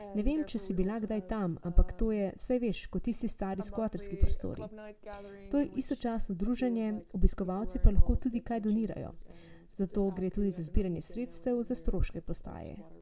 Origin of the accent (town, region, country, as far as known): Slovenia; also born or lived in Utrecht, Netherlands / Ljubljana